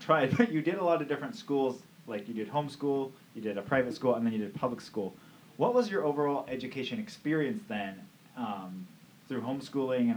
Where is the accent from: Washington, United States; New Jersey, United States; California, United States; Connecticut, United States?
Washington, United States; Camano Island; I grew up on the Camino